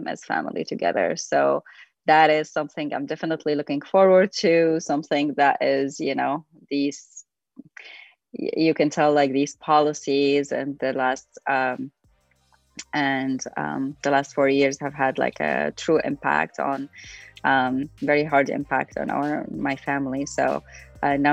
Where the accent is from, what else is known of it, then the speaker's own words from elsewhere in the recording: Syria; moved away; I'm originally from Syria